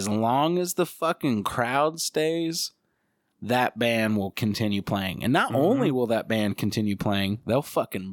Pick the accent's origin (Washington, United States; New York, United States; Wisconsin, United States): Washington, United States; Seattle; I'm from Seattle